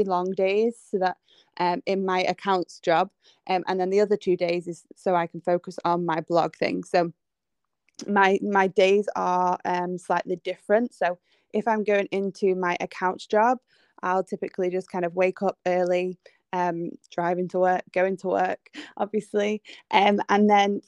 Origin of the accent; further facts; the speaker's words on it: England, United Kingdom; I am from England, if you can't tell by my accent.